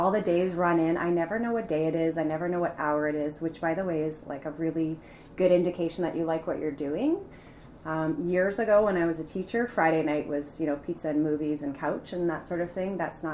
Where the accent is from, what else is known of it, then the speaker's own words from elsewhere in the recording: Mississauga, Ontario, Canada; also born or lived in London, Ontario; I've always lived in Mississauga, born and raised there, went to high school there